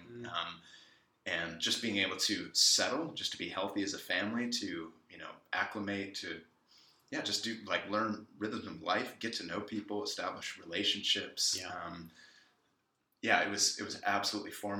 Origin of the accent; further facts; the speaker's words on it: San Francisco Bay Area, California, United States; growing up in the San Francisco Bay Area